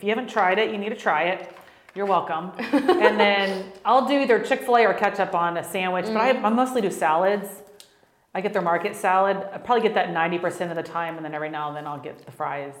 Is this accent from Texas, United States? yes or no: yes; Texas, United States; I'm from Texas. I got to start off with that, because I'm very proud to be from Texas, if you know. But I'm born and raised here, married.